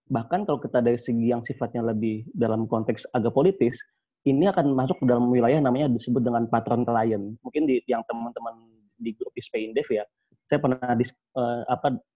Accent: Java, Indonesia; misalnya saya orang Jawa

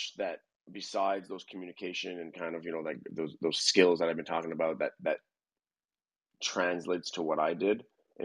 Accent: Montreal, Quebec, Canada; moved away as an adult; now in Atlanta, United States; I'm a Canadian from Montreal that's transplanted into Atlanta right now

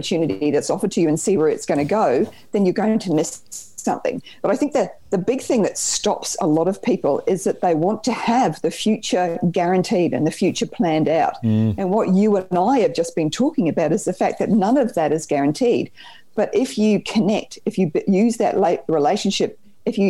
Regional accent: New Zealand; accent: Kiwi twang; now in Australia; I grew up in New Zealand. You might hear the little Kiwi twang there.

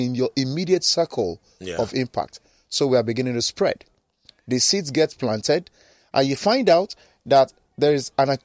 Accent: Nigeria

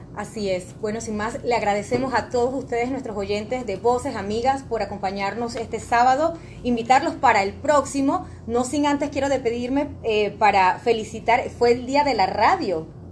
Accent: Panama; nosotros como panameños

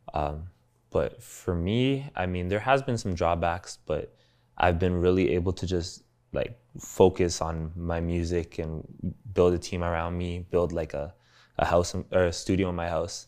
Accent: Toronto, Ontario, Canada; accent: Toronto slang; also born or lived in Los Angeles, United States; the Toronto slang that was just so ingrained in me, just growing up in Scarborough and just being with my homies all day

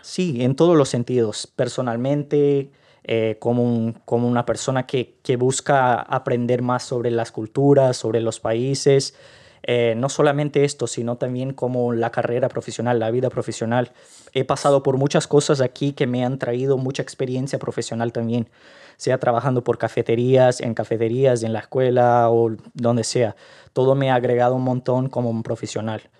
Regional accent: Rio de Janeiro, Brazil; Spanish is a second language; moved away as an adult; now in Ireland; soy del Río de Janeiro.

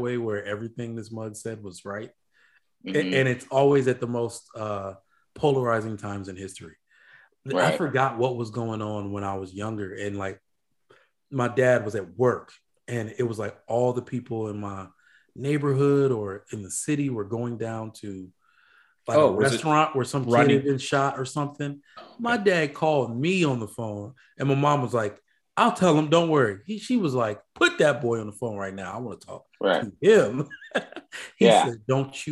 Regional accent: Nigeria; I'm Nigerian.

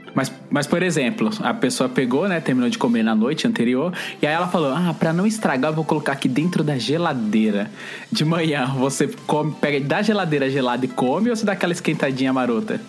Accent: Bahia, Brazil; eu e o Eli, que somos baianos

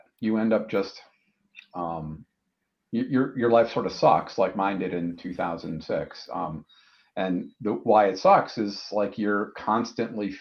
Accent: Wisconsin, United States; moved away; I grew up in Wisconsin, worked my way through college

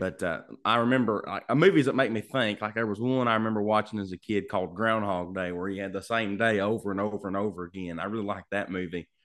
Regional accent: Lancaster, Kentucky, United States; I'm from Lancaster, Kentucky. Yeah, little bitty

